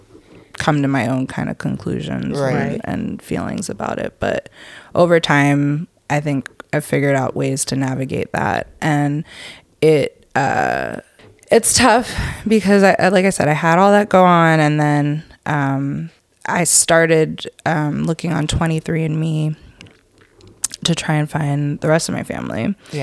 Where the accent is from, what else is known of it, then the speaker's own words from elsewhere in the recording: Atlanta, Georgia, United States; born there; I was born in Atlanta.